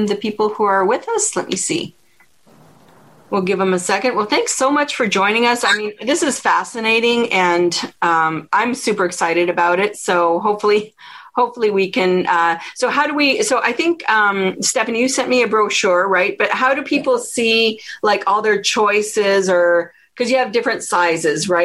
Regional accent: Ottawa, Ontario, Canada; I grew up in Ottawa, Canada

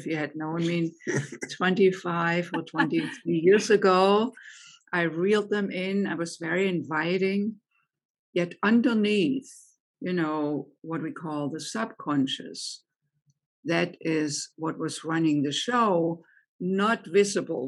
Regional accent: Germany; English is a second language; moved away as an adult; also born or lived in United States; now in Chicago, United States; I grew up in Germany, as you may be able to tell from my accent, and came to the United States in my late 20s

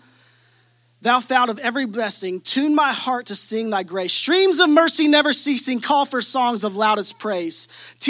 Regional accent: Shelbyville, Kentucky, United States; also born or lived in Charleston; now in Frankfort, United States; A church planter before in Shelbyville, my hometown

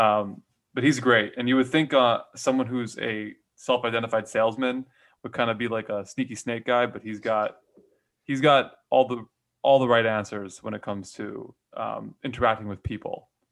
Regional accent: Hawaii, United States; I was born and raised in Hawaii

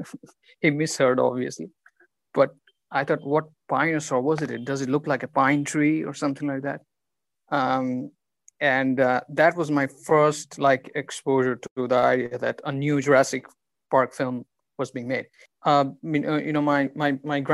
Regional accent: West Bengal, India; I'm from India, from Bengal

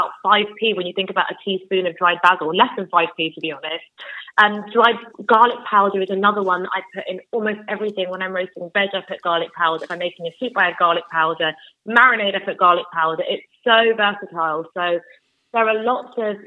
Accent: London, United Kingdom; I'm from London

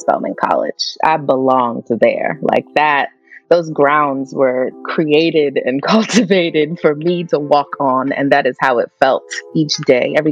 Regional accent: White Plains, New York, United States; also born or lived in Katonah, New York; I grew up in White Plains, New York, which is a suburb right outside of the Bronx in New York.

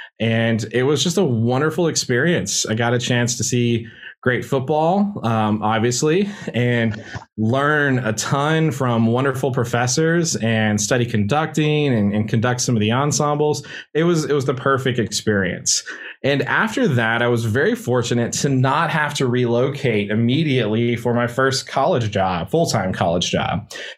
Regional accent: Grifton, North Carolina, United States; I'm from Eastern North Carolina originally. There's this little small town in Pitt County called Grifton, and that's home for me. I was a graduate of Aiden Grifton High School.

